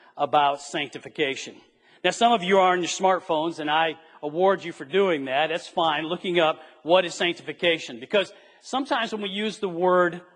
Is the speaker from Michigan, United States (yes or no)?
yes; Flint, Michigan, United States; I was raised near and around Flint, Michigan in the 60s and the 70s